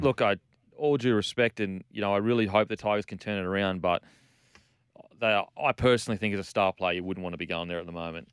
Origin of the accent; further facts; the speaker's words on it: Australia; as an Australian